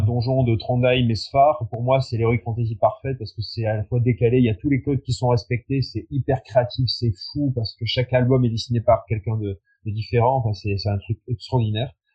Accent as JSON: {"language": "French", "country": "France", "said": "on est français, parce qu'on chante en français"}